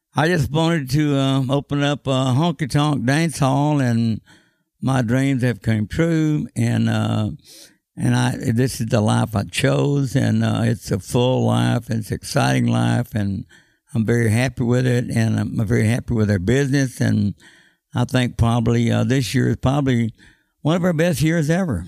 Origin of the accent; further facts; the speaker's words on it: Austin, Texas, United States; when I was growing up in Austin, Texas.